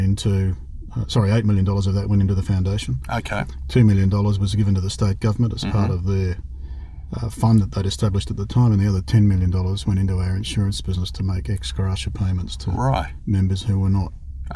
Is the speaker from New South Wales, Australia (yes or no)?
no; Canberra, Australian Capital Territory, Australia; also born or lived in Manly, Sydney / Cooma / Sydney; my initial schooling was in Canberra. Growing up there in the 60s was interesting. And then in 1969, my father took a job with Civil and Civic, or Lendlease, in Sydney, and we all moved back to Sydney